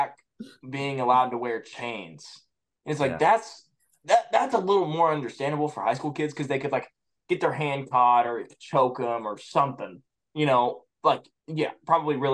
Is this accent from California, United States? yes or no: no; Indiana, United States; I'm from Indiana